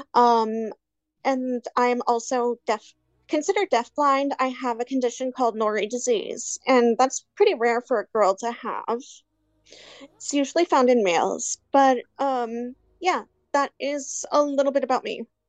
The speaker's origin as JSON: {"language": "English", "town": "Hollister", "region": "California", "country": "United States", "said": "I am from California, little town called Hollister"}